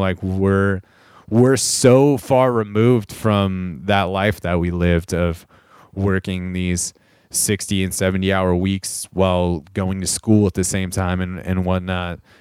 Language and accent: English; Corona, California, United States; moved away; back in Southern California where we grew up in Corona